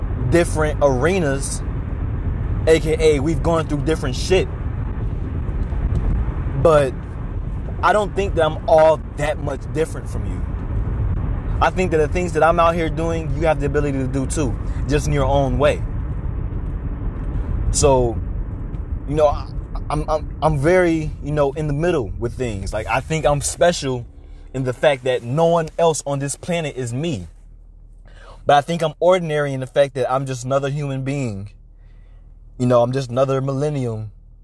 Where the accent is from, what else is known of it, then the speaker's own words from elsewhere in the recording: United States; I am a 21-year-old African-American male growing up in America.